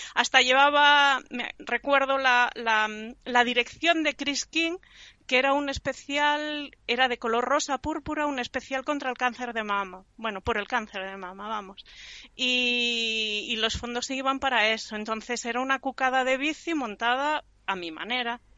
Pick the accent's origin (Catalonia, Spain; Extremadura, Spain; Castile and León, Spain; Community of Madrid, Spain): Catalonia, Spain; Mataró; De Barcelona, bueno, de Mataró ah, del Maresme.